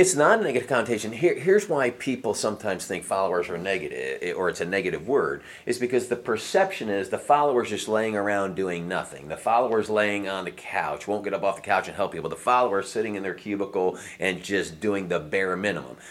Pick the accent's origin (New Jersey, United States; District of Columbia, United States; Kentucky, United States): New Jersey, United States; that was where I was born and raised in New Jersey